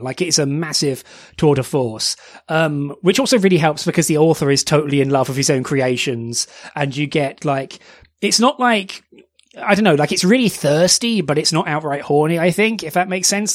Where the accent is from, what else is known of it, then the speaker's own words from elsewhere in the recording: United Kingdom; You can tell we're British